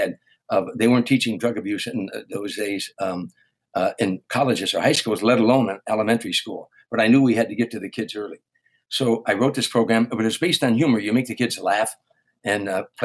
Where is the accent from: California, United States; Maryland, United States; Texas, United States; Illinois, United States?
Illinois, United States; Harvey; moved away as an adult; growing up in Harvey